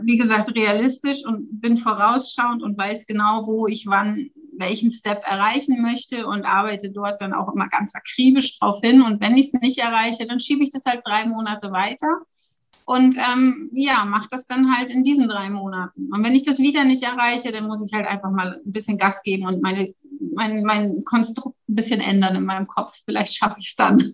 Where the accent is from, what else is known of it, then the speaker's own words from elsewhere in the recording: Germany; moved away as an adult; now in Switzerland; das ist meine Heimat. Da bin ich halt, ja, vierunddreißig Jahre mit aufgewachsen.